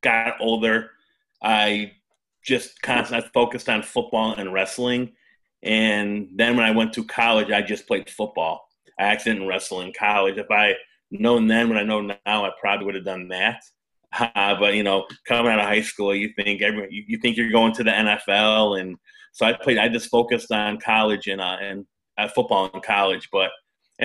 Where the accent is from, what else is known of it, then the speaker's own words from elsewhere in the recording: Chicago, Illinois, United States; now in Memphis, United States; it was great growing up in Chicago.